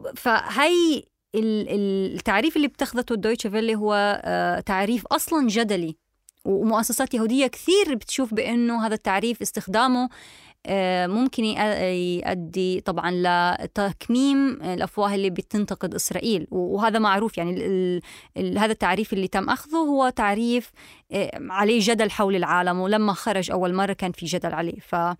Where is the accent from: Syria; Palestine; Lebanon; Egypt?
Palestine; انا كفلسطينيه